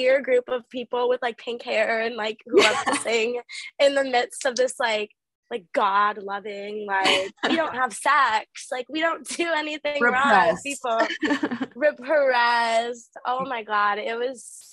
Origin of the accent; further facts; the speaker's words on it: St. Charles, Illinois, United States; moved away; also born or lived in Wisconsin; I lived in the suburbs of Chicago, so like St. Charles area.